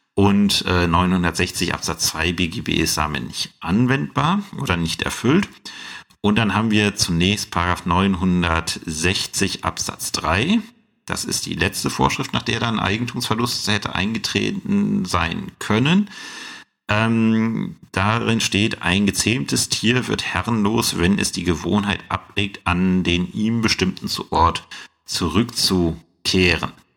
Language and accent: German; Saxony-Anhalt, Germany; bei uns in Sachsen-Anhalt